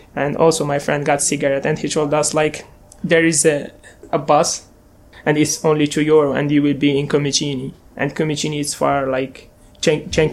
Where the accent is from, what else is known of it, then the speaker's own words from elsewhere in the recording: Skikda, Skikda Province, Algeria; English is a second language; moved away as an adult; I am 23 years old. I'm from Algeria.